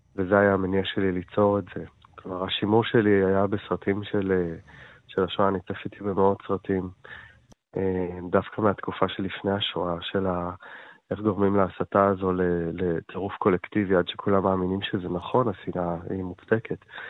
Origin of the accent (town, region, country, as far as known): Israel; also born or lived in Jaffa / Jerusalem